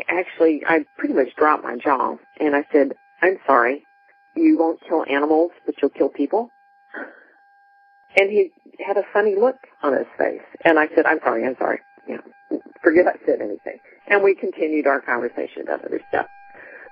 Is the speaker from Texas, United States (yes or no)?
yes; Texas, United States; I was from Texas, too